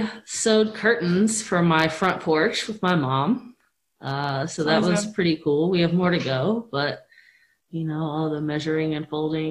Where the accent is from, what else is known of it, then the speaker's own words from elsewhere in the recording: Columbus, Ohio, United States; I am a native of Columbus. I grew up in the Northland area, so on the north side. I went to Northland High School